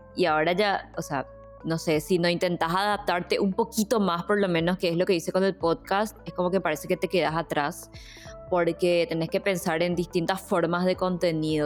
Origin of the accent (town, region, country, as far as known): Paraguay